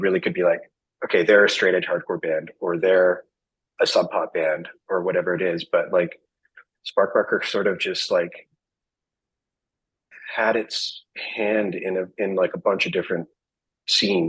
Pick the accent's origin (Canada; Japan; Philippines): Canada; we're from Canada